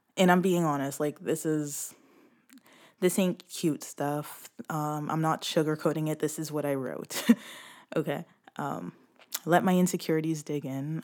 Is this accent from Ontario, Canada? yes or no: yes; Brampton, Ontario, Canada; I come from Brampton, um, Ontario, which is close to Toronto.